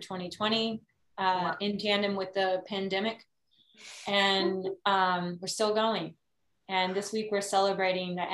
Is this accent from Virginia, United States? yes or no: no; Austin, Texas, United States; I'm originally from here, born and raised